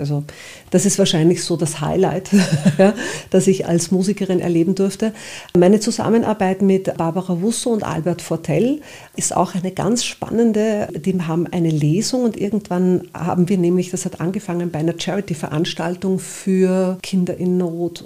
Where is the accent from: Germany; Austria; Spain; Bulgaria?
Austria; Upper Austria; now in Vienna, Austria; ich bin gebürtige Oberösterreicherin